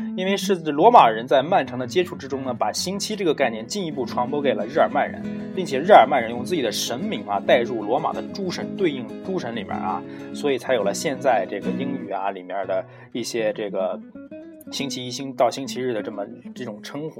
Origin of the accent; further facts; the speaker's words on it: China; 我们中国人